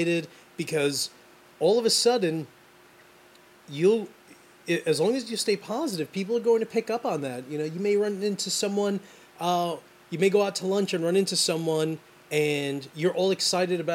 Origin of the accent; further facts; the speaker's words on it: New York City, New York, United States; I'm from Brooklyn, man. I grew up just abusing everyone.